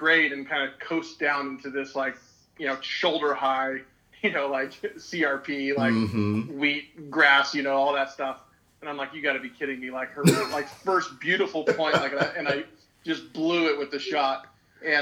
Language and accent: English; coastal California, United States; I was born and raised in California, in a non-hunting family